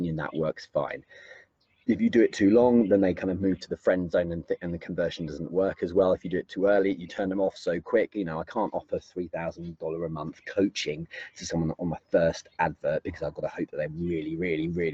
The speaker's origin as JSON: {"language": "English", "region": "England", "country": "United Kingdom", "said": "I'm English as well"}